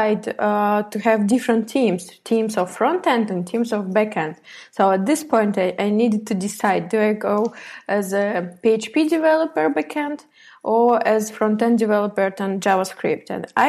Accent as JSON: {"language": "English", "town": "Tver", "region": "Tver Oblast", "country": "Russia", "also_born_or_lived": "Moscow, Russia", "moved": "as an adult", "said": "I'm from Russia, Tver"}